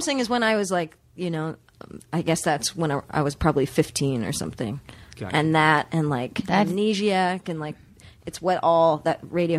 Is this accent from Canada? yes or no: yes; Canada; I'm Canadian, so I say A's.